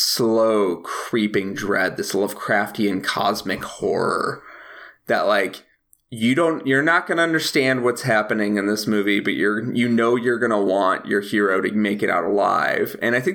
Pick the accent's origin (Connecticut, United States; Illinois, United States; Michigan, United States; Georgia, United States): Illinois, United States; Chicago; Especially as a Chicagoan, because I like would watch him on TV all the time.